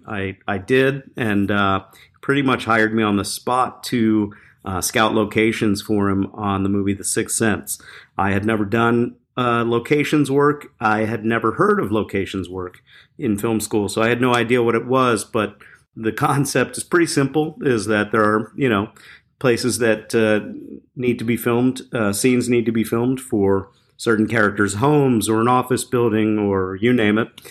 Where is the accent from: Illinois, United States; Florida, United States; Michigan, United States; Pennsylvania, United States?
Pennsylvania, United States; Philadelphia; I grew up in Philadelphia